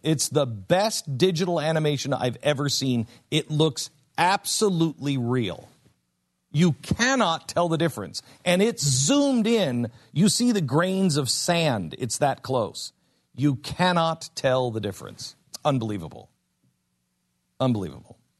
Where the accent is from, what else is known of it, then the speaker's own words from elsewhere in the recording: West Coast, United States; moved away; I grew up on the West Coast